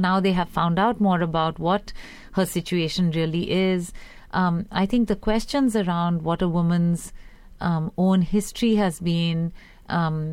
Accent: India; moved away; growing up in India in the 80s

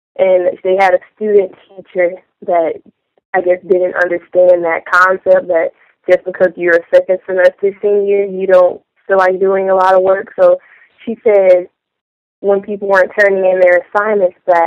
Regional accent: Chicago, Illinois, United States; I'm from Chicago

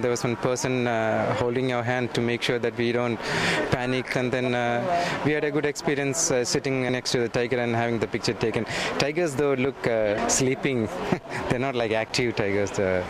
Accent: India; moved away as an adult; now in Dubai, United Arab Emirates; We are from India now. We are living in Dubai for the last 8 years.

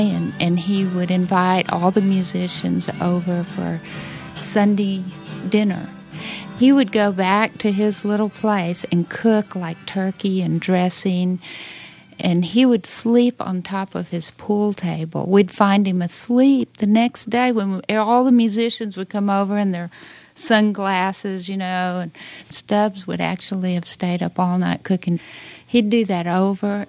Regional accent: Lubbock, Texas, United States; moved away as an adult; also born or lived in Austin, Texas; I was born in Lubbock, Texas, and then I migrated down to Austin with my husband

